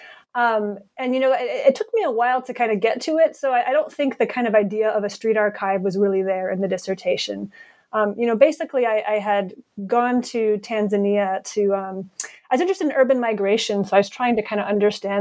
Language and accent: English; Providence, Rhode Island, United States; moved away as an adult; also born or lived in Ohio; I was born in Providence, Rhode Island, or rather I grew up there